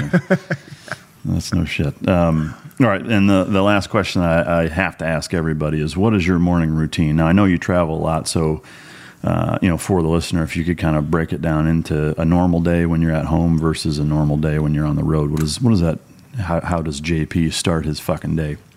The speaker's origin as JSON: {"language": "English", "town": "Sacramento", "region": "California", "country": "United States", "tie": "born or raised there", "said": "So I grew up in Sacramento, California."}